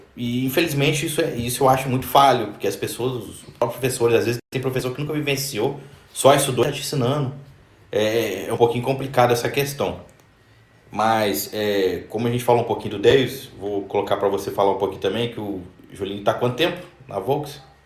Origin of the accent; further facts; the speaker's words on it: Barra Mansa, Rio de Janeiro, Brazil; nós somos de Barra Mansa aí no Rio